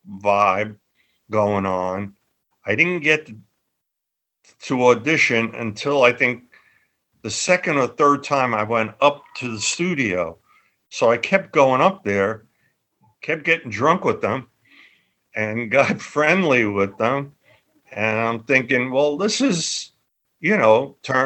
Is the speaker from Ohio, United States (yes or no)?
no; New York, United States; moved away as an adult; also born or lived in London; I used my street smarts that I developed as a kid growing up in Little Italy.